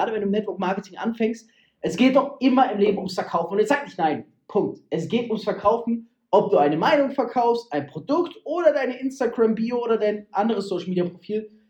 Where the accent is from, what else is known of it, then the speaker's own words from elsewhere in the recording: Freiburg, Baden-Württemberg, Germany; hey, in Deutschland, in Freiburg im Preisgott, zack, in dem Ort, wo ich herkomme.